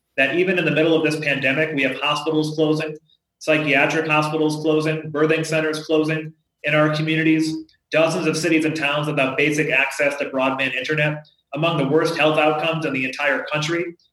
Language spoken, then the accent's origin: English; Holyoke, Massachusetts, United States; I grew up in Holyoke. It's a city of forty thousand people, and for many years has been one of the poorest communities in the entire state of Massachusetts